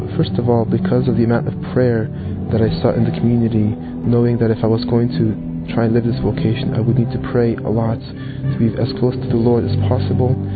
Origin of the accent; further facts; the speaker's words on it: Toronto, Ontario, Canada; moved away as an adult; also born or lived in Poland / New York City, United States; now in Bradford, United Kingdom; I was born in Poland and I grew up in Toronto, Canada.